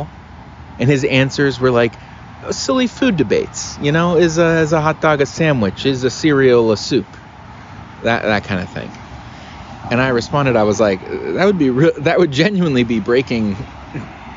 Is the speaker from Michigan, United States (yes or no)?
no; Cincinnati, Ohio, United States; I grew up in Cincinnati, right? I went to high school in Cincinnati